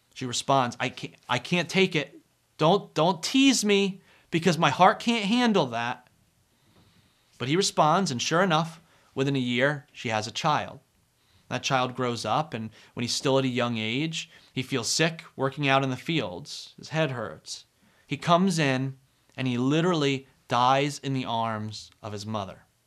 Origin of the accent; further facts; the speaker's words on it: New Jersey, United States; I am from New Jersey